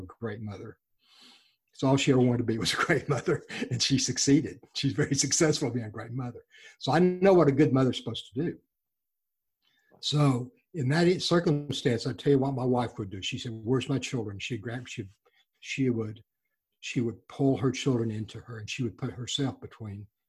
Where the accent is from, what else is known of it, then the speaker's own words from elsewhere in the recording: Texas Gulf Coast, United States; When I was a child, we grew up on the Texas Gulf Coast